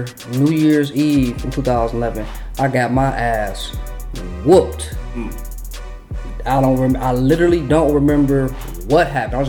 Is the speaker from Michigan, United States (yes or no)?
yes; Detroit, Michigan, United States; Born and raised. That's about it. West Side, … area.